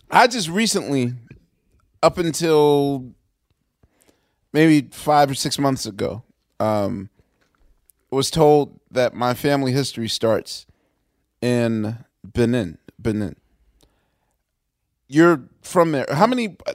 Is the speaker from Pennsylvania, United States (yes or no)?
yes; Pennsylvania, United States; now in New York, United States; I'm still a Pennsylvanian